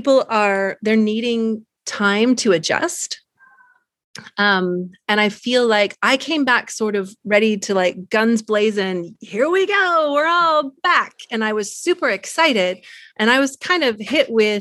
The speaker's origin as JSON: {"language": "English", "region": "California", "country": "United States", "moved": "as an adult", "lives_now": "Munich, Germany", "said": "I am originally from California, but I've been living in Munich, Germany for the last 25 years."}